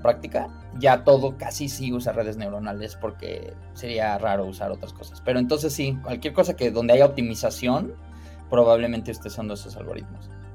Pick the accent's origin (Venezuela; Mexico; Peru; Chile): Mexico; Cuernavaca, Morelos; moved away as an adult; also born or lived in Mexico City / Chicago; crecí en Cuernavaca